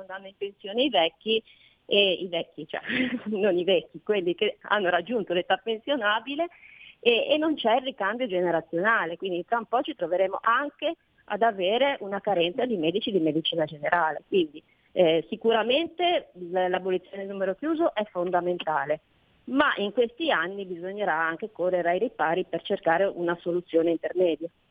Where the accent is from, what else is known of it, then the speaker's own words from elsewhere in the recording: Liguria, Italy; noi siamo Liguri, il paese del Mugugno